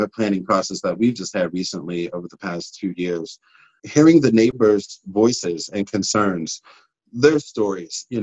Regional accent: Pittsburgh, Pennsylvania, United States; growing up in Hazelwood, we didn't hear any stories about the people that lived in Hazelwood.

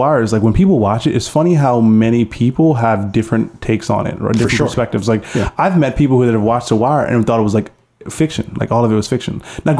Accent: Baltimore, Maryland, United States; I told her I was from Baltimore

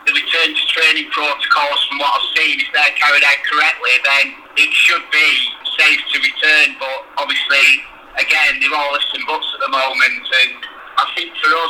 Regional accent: Bolton, North West England, United Kingdom; moved away as an adult; also born or lived in Rossendale / London; growing up in Bolton, it was a big town anyway.

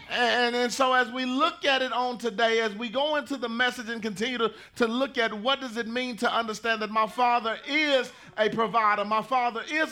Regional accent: Pleasant Grove, Texas, United States; I grew up in Pleasant Grove

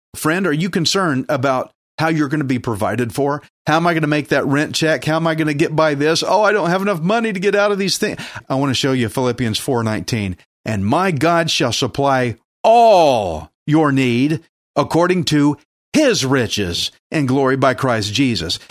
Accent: United States; I'm an American.

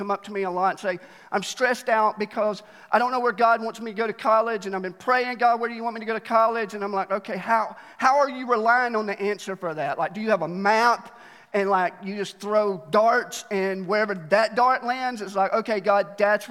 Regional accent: Alabama, United States; now in Mt. Juliet, United States; I was born there, and they just taught me how to cheer for national championships. That's all they did in school

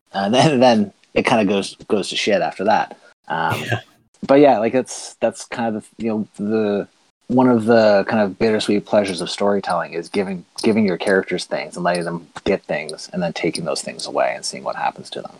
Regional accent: the Maritimes, Canada; I'm from Maritime Canada

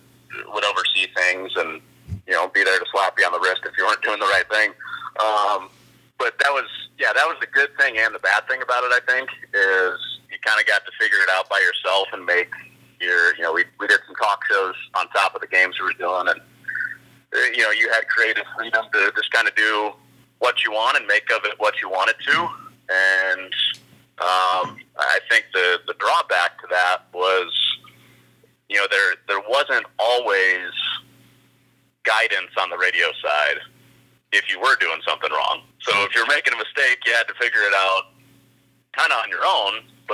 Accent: Chicago, Illinois, United States; I grew up in Chicago reading the Chicago Tribune every day

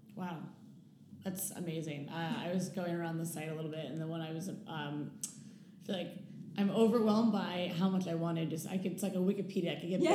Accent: New York, United States; moved away; also born or lived in Silicon Valley / Chicago; I'm from New York

